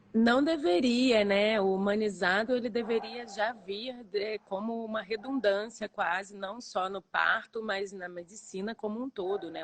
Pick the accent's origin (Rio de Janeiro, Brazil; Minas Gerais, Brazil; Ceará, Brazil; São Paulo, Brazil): Rio de Janeiro, Brazil; eu sou aqui do Rio de Janeiro